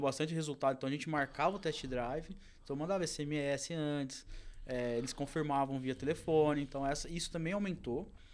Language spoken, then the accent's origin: Portuguese; interior of São Paulo, Brazil; eu também sou do interior de São Paulo